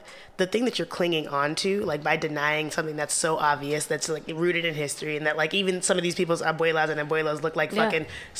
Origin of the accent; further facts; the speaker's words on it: Little Rock, Arkansas, United States; now in Brooklyn, United States; growing up in Little Rock, the idea of somebody being Afro-Latina was completely foreign to me.